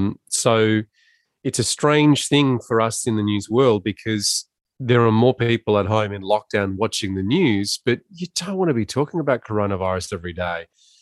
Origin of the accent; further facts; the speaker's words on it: Ballarat, Victoria, Australia; Yes. So we're both boys of the goldfields, and we grew up in a pretty easy and fun time in regional Victoria